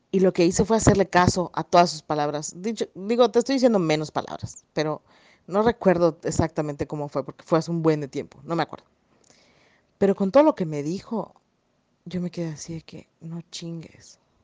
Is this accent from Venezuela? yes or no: no; Yucatán, Mexico; accent: yucateco; mi hermoso acento yucateco